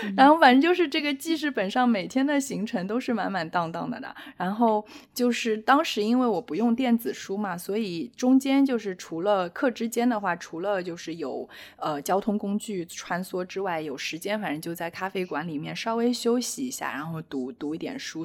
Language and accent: Chinese; Shanghai, China; 我是上海土著，我是在上海出生的